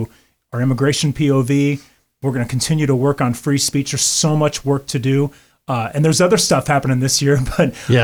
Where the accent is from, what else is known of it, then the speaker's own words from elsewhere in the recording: St. Louis area, Southern Illinois, United States; I'm from Illinois